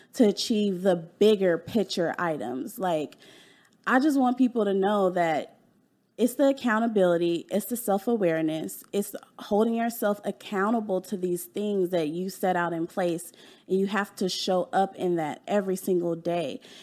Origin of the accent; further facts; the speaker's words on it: Dallas, Texas, United States; also born or lived in California; I was born in California, and I moved to Dallas when I was 10